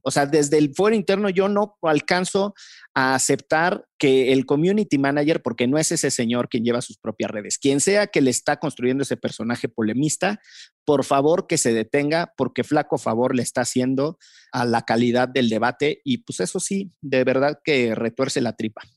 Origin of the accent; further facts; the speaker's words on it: Orizaba, Veracruz, Mexico; en Orizaba, que era donde yo vivía